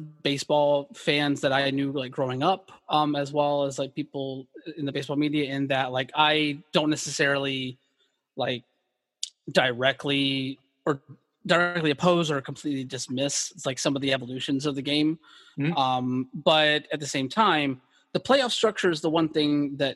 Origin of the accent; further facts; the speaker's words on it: Atlanta, Georgia, United States; growing up in Atlanta